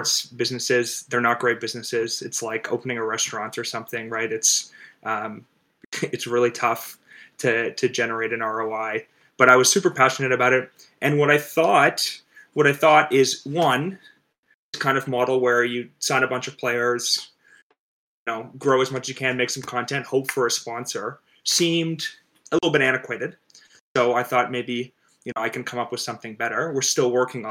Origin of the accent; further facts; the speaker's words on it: Toronto, Ontario, Canada; I'm from Toronto. I grew up loving gaming and loving sports.